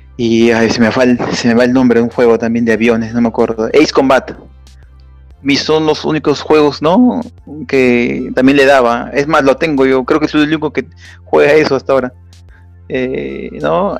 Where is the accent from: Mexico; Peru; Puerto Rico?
Peru; Lima; soy de Perú, de Lima